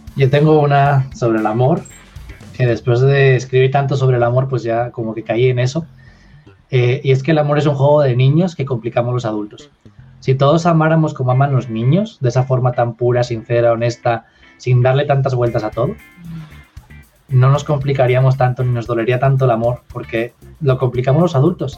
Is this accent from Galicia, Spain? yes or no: no; Asturias, Spain; also born or lived in Madrid; volví a mi tierra, a Asturias, que está en el norte de España